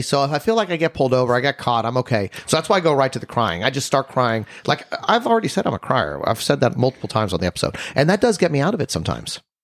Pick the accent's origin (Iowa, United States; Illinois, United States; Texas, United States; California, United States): Texas, United States; we're from Texas